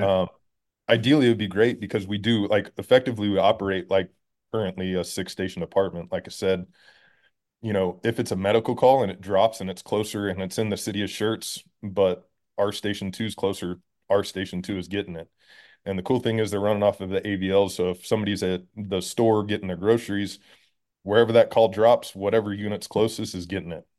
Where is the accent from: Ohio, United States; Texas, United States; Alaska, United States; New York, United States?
Texas, United States; Schertz; moved away as an adult; also born or lived in Tennessee; I'm from Texas. I was born in Texas